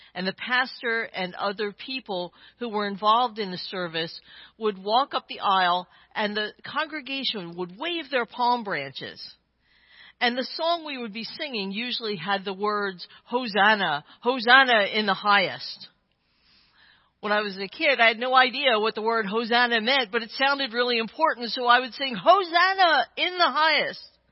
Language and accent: English; Claymont, Delaware, United States; my hometown, Claymont, Delaware